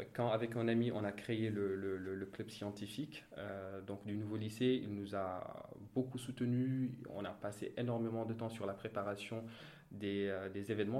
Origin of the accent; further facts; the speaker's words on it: Thiès, Senegal; je suis né à Thiès, j'ai grandi à Thiès, plus précisément dans un quartier populaire qui s'appelle Cité Lamy.